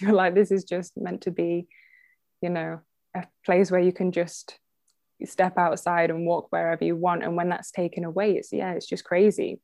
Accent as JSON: {"language": "English", "town": "Derby", "region": "East Midlands", "country": "United Kingdom", "tie": "born or raised there", "also_born_or_lived": "Leeds", "said": "I was born in Derby, which is the next town from Burton"}